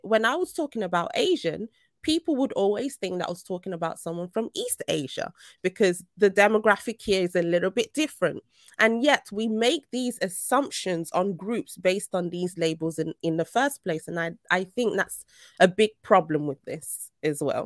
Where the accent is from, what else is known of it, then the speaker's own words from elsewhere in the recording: Nigeria; now in United Kingdom; I'm Nigerian